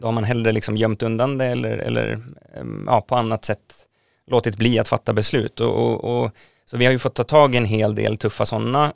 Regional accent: Nynäshamn, Stockholm County, Sweden; jag är uppvuxen i Nynäshamn

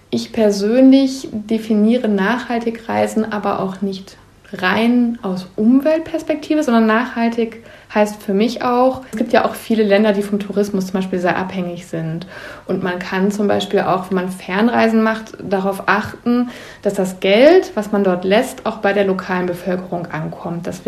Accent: North Rhine-Westphalia, Germany; hier in meiner Heimatregion. Da habe ich jetzt im Juni ein Buch veröffentlicht über 52 kleine und große Eskapaden in Ostwestfalen-Lippe.

